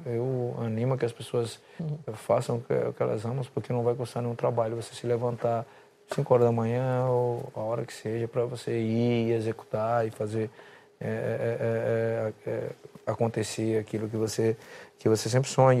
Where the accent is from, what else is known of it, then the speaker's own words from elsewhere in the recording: Brazil; moved away; eu me sinto um brasileiro pra caralho